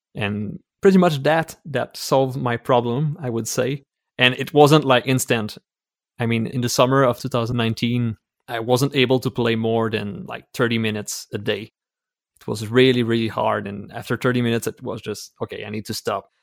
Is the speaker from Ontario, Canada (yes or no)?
no; Quebec City, Quebec, Canada; English is a second language; I'm from Quebec City in Canada, so I'm a French-speaking Canadian